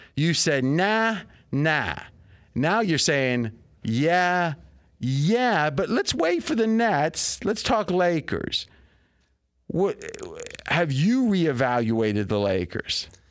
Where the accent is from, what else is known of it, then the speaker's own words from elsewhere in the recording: Ohio, United States; we grew up in Ohio